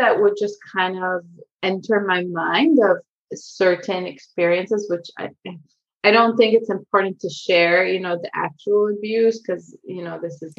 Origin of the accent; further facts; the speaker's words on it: Israel; also born or lived in Ukraine; now in San Diego, United States; I grew up half in Israel and half in San Diego, where I live now.